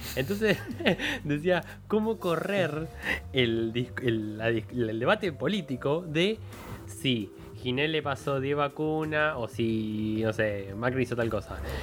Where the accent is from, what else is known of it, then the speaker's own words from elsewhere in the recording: Argentina; tenemos una cosa en Argentina que es compararnos con Chile